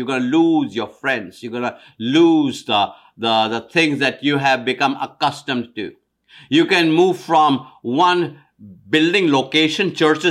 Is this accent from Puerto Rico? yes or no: no; India; now in United States; I'm of Indian descent, East Indian descent from India. When I moved from India to America in 1973, on one side was an amazing change.